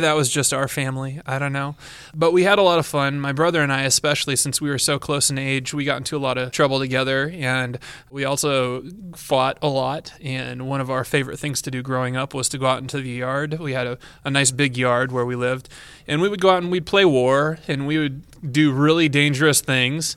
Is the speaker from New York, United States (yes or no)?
no; Yorkville, Illinois, United States; now in Cedar Rapids, United States; I was born in that area and raised and never moved